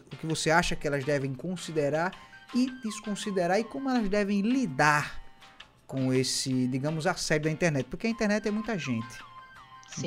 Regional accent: Northeast Region, Brazil; eu sou nordestino

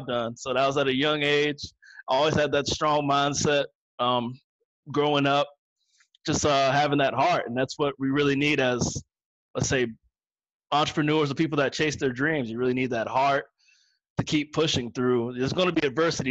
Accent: Northern Virginia, United States; I'm from Northern Virginia

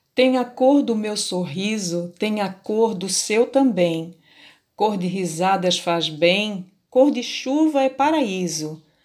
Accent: Açu, Rio Grande do Norte, Brazil; sou natural de Açu, terra dos poetas, no meu Rio Grande do Norte

